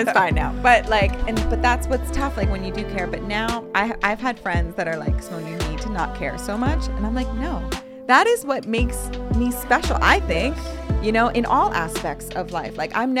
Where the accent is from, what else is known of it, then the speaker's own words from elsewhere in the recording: New York, United States; New York.